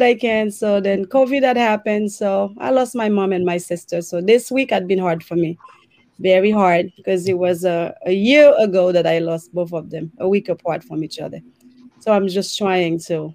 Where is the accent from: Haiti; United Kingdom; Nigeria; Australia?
Haiti; now in United States; I was born and raised in Haiti